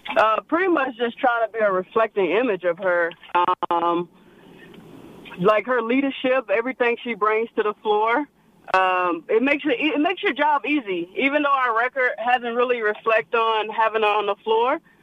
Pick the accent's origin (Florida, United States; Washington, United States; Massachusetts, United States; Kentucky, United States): Florida, United States; me being from Florida